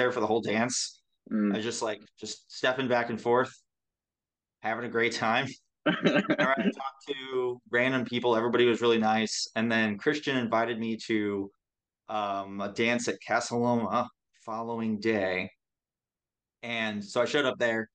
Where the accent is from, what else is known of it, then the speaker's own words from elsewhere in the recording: St. Louis, Missouri, United States; I am from St. Louis, which is a pretty cool city